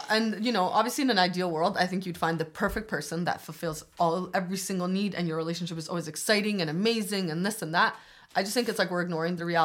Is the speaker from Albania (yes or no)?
yes; Albania; Okay, so I'm from Albania, and like